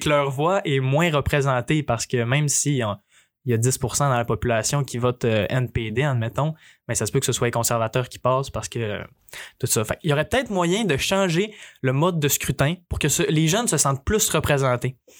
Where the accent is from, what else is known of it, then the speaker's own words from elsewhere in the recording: Quebec, Canada; je suis fier, je suis fier québécois, fier de mes ancêtres canadiens